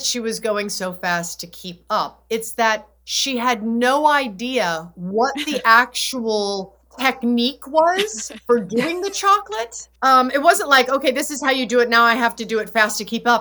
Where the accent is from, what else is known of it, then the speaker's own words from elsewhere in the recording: Los Angeles, California, United States; moved away as an adult; that's my home. It's where my husband and I both were born and raised.